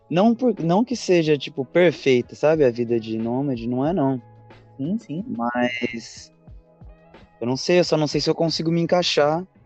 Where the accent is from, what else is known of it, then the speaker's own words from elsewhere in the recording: São José dos Campos, São Paulo, Brazil; moved away as an adult; Eu nasci em São José dos Campos, São Paulo.